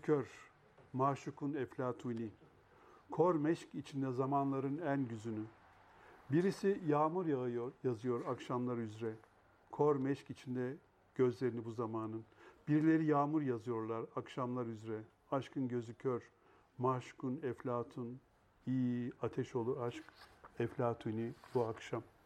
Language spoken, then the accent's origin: Turkish; Eskişehir, Turkey; moved away; Eskişehir'e gidemiyordum memleketime